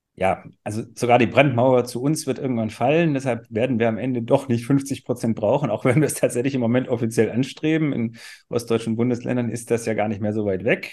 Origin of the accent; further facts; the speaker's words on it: Swabia, Germany; Ich bin Schwabe, also ich weiß, was Dialekt bedeutet